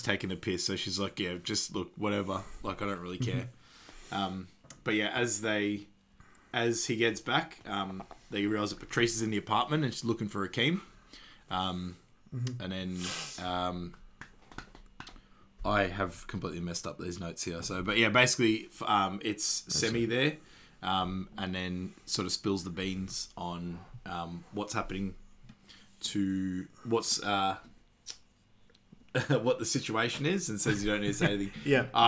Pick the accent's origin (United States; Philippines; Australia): Australia; being an Australian